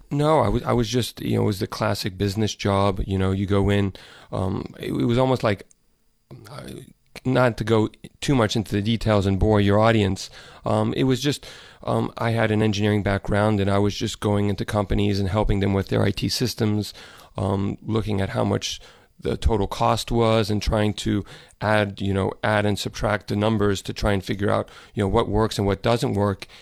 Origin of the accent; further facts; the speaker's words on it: Dallas, Texas, United States; moved away as an adult; I grew up in Dallas, and I left about probably a little over ten years ago